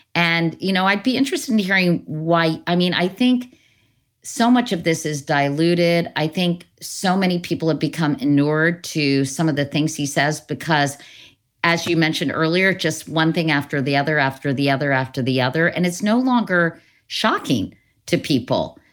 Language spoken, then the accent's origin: English; Northern Virginia, United States; growing up in Northern Virginia, you know, I lived near Lee Highway